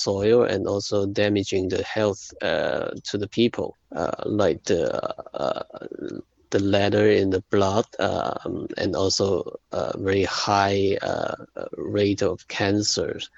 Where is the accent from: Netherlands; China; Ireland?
China; Shantou, Guangdong; Guiyu is a small town, like 60 kilometers from my hometown, Shantou.